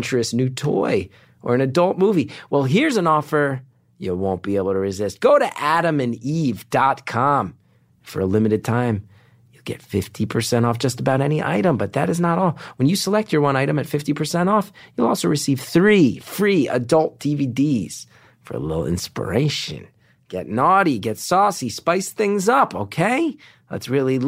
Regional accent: West Orange, New Jersey, United States; now in New York City, United States; That's where I grew up. That's my hometown

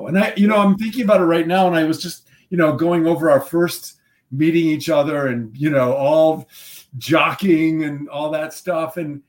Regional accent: Midwest, United States; You know, I think when you think about growing up in the Midwest, and people say, you know, oh, how do you prepare for a part?

